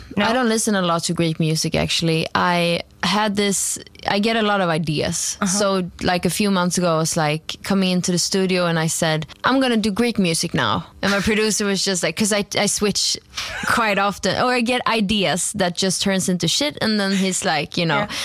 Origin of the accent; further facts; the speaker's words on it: Stockholm, Stockholm County, Sweden; English is a second language; moved away as an adult; now in Copenhagen, Denmark; I uh, grew up in Stockholm, Sweden, mm-hmm. uh, but I'm currently living in Copenhagen